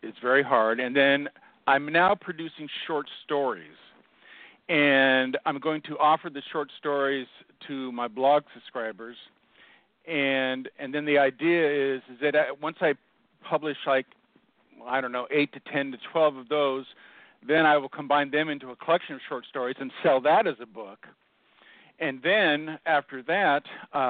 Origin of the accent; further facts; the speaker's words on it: Seattle, Washington, United States; I grew up in Seattle, and I had a hard childhood